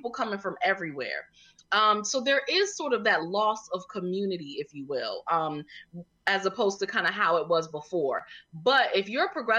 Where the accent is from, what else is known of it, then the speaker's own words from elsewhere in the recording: Connecticut, United States; moved away as an adult; now in Washington, D.C., United States; I'm originally from Connecticut. I came here cause I went to the original, the only HU, Howard University